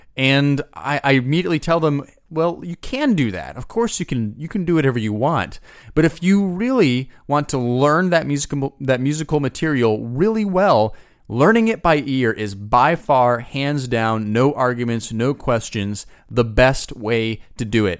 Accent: United States; I'm from the United States

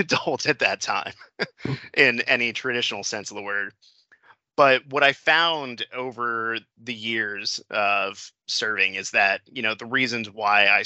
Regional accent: Klamath Falls, Oregon, United States; I'm originally from Clam Falls, which is a big Air National Guard town. We have a Kingsley Airfield down there.

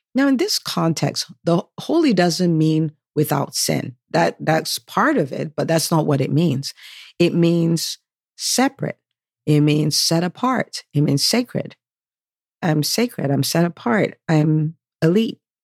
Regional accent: United States; I am American by birth. My parents are from Nigeria, so I'm Nigerian

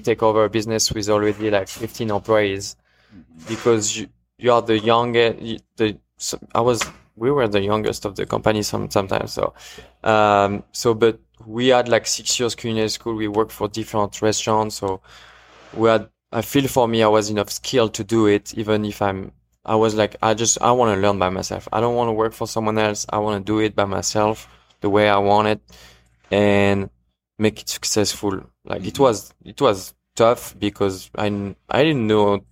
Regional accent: eastern France, France; English is a second language; moved away as an adult; now in Kansas City, United States; I grew up in the east part near Switzerland. It's like 45 minutes away from the border. A very small town, 25,000 people.

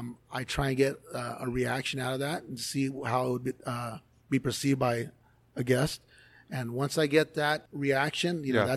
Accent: Los Angeles, California, United States; moved away; I was born and raised in Los Angeles.

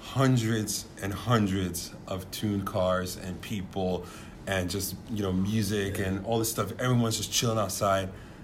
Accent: New York City, New York, United States; I was born and raised in Bronx, New York, and actually still live there.

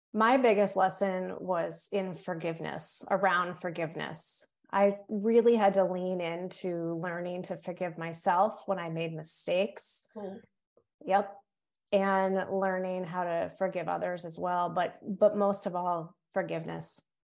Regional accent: Cape Cod, Massachusetts, United States; accent: Yankee; also born or lived in North Carolina; now in Massachusetts, United States; on Cape Cod, where I was raised

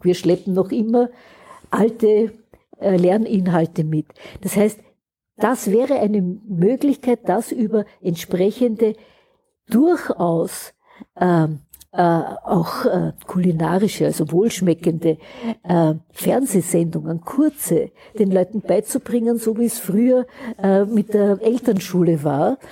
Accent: Austria; wir haben in Österreich

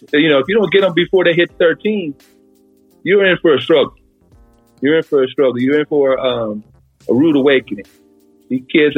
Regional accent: New York City, New York, United States; moved away as an adult; now in San Bernardino County, United States; growing up in New York City

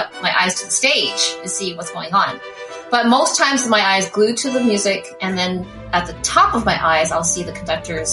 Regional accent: St. John's, Newfoundland and Labrador, Canada; moved away as an adult; now in Toronto, Canada; I am originally from St. John's, Newfoundland. So from the rock, as they say, the island.

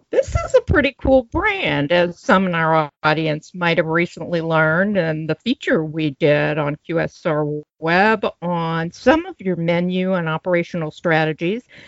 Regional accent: Louisville, Kentucky, United States; my hometown, Louisville, uh, Louisville, Kentucky

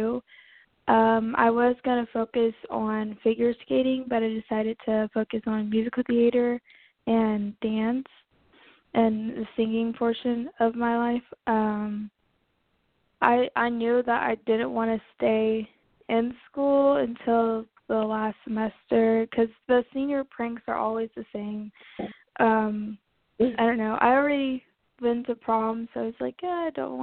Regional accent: Indiana, United States; I am from Indiana, so it's the state where everyone passes to get somewhere else

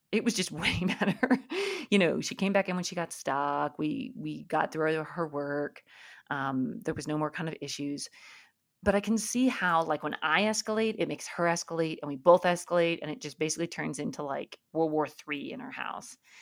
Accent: Alaska, United States; I grew up in Alaska

